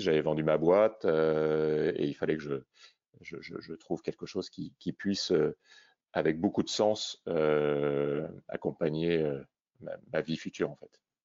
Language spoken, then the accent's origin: French; Réunion; je suis originaire de La Réunion